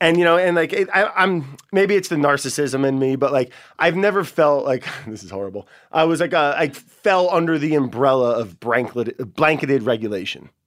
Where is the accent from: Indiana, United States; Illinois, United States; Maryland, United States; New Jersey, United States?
New Jersey, United States; northern; Where I grew up in northern New Jersey, ton of black bears